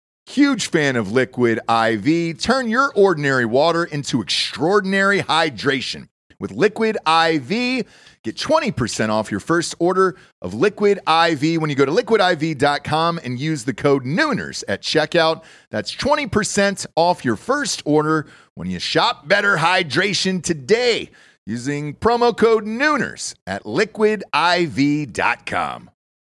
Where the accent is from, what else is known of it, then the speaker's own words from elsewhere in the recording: Atlanta, Georgia, United States; And I grew up in Atlanta, Georgia, most of my life. We moved there when I was, I think, 3 or 4 years old.